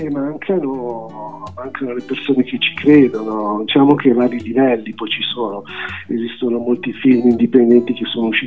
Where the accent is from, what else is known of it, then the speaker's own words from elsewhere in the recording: Milan, Lombardy, Italy; sono di Milano e lavoro diciamo, come regista nottetempo